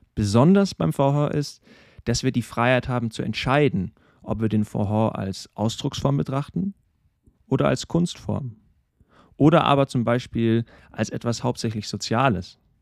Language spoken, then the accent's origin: German; Regensburg, Bavaria, Germany; in meiner Heimatstadt, in Regensburg